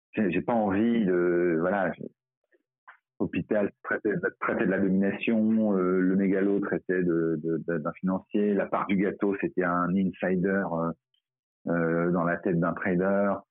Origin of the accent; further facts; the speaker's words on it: Paris, Île-de-France, France; je, suis parisien